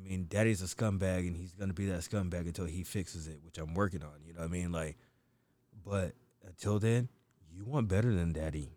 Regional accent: United States; I'm not African, I'm from America

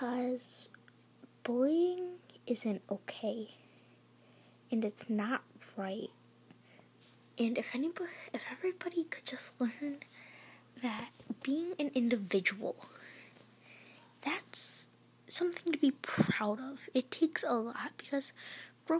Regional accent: Michigan, United States; I am from Michigan

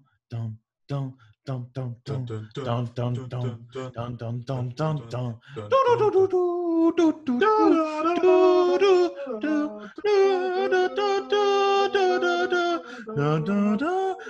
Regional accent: Arkansas, United States; I'm from Arkansas.

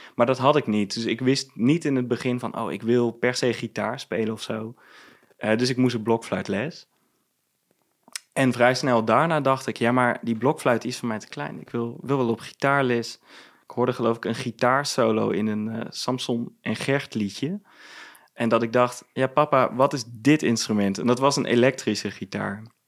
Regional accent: Venlo, Limburg, Netherlands; moved away as an adult; now in Amsterdam, Netherlands; ik ben geboren in Venlo, ehm, ben ik ook opgegroeid

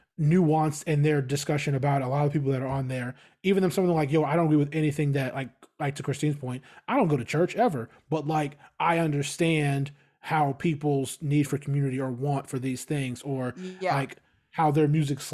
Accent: Australia; them building a campus in New York was outreach, because we're Aussie.

